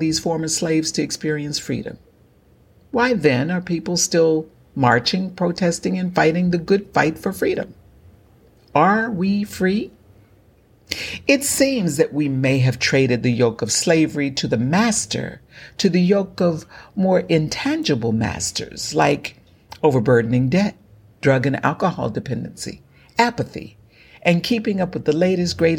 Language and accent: English; Galveston County, Texas, United States; as an African American born and raised in Galveston County, Texas